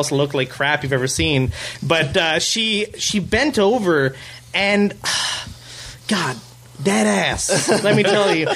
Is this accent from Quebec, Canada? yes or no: no; Brampton, Ontario, Canada; moved away; back in Brampton, my hometown, I used to go to this gym